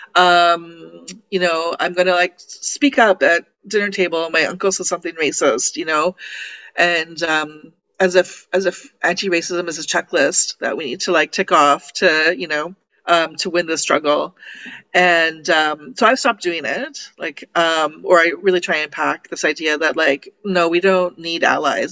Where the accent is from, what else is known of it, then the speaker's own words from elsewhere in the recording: Toronto, Ontario, Canada; I'm from Toronto